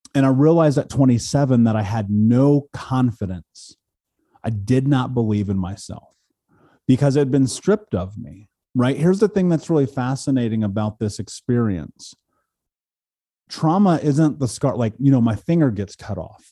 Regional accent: Indianapolis, Indiana, United States; I grew up in Indianapolis here in America

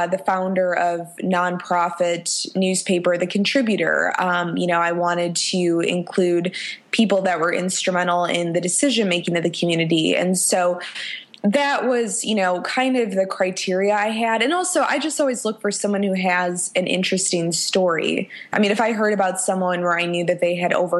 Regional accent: Chicago, Illinois, United States; born or raised there; moved away as an adult; now in Nashville, United States

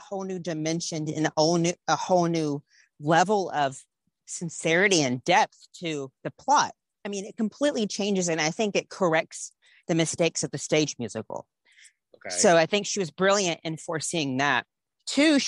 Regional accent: Georgia, United States; I'm from Georgia

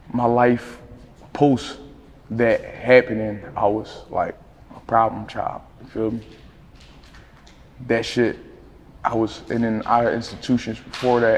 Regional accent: Philadelphia, Pennsylvania, United States; I'm from West Philly, down the bottom, closer to the zoo, closer to the Philadelphia Zoo

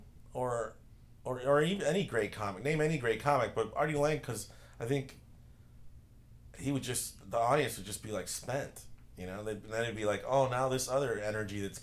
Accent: Chicago, Illinois, United States; I grew up in the west side of Chicago

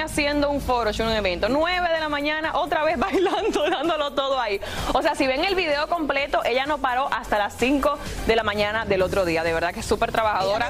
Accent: Dominican Republic; Yo soy más dominicana que todo el mundo, señores. Feliz de la independencia de mi país

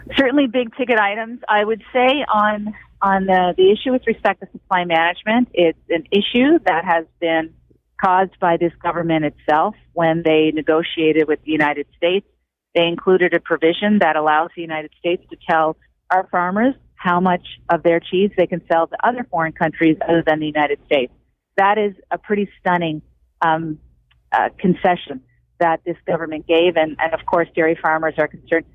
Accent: Cape Breton, Nova Scotia, Canada; moved away

